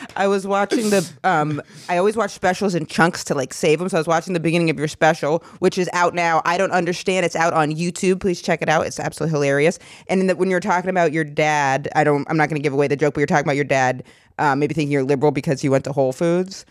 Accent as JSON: {"language": "English", "region": "Maine", "country": "United States", "said": "I'm from Maine"}